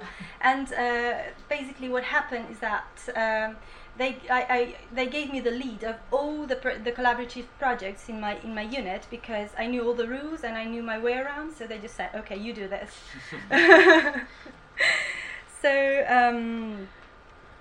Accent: Italy; English is a second language; moved away as an adult; now in Bournemouth, United Kingdom; I'm from Italy and I'm on my second year

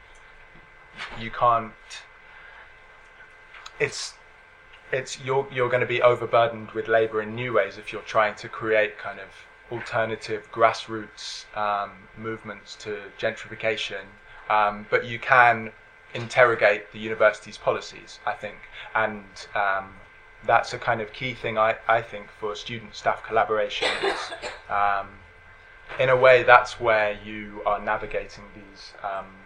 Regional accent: London, United Kingdom; growing up in London

